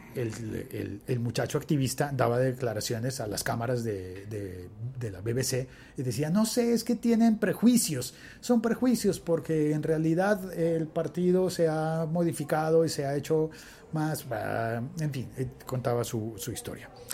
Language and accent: Spanish; Colombia; mi país